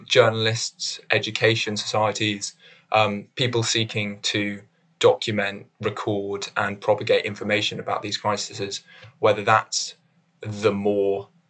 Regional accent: London, United Kingdom; I'm from London and I'm studying English at Cambridge.

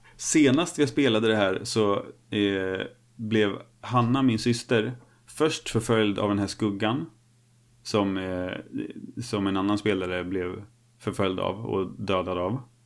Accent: Snavlunda, Örebro County, Sweden; moved away; byn där jag är uppvuxen

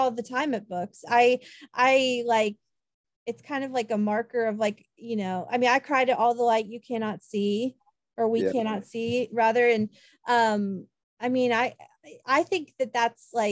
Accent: Kansas, United States; moved away as an adult; also born or lived in the South; now in Southern United States; my dad is Southern, but I was born and raised in Kansas. I've lived in the South for 12 years this year

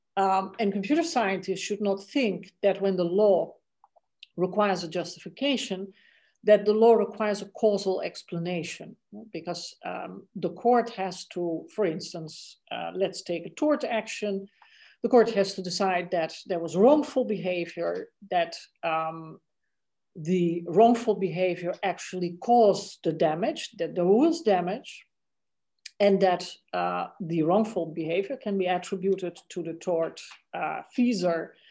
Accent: Netherlands; English is a second language; moved away as an adult; also born or lived in India; for me, that was the Netherlands

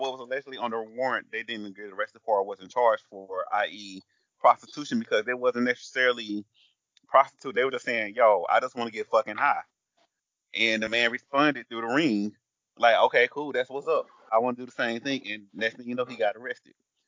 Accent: Georgia, United States; in my home state of Georgia

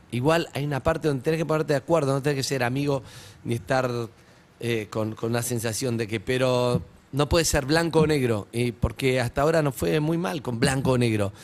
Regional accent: Argentina; ese orgullo que tenemos de ser argentinos

